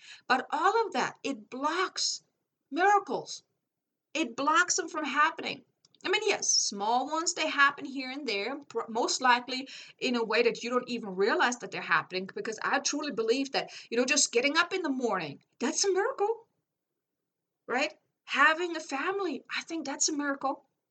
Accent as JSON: {"language": "English", "country": "Germany", "second_language": "English", "said": "I'm like, I came from Germany. I had to figure everything out myself."}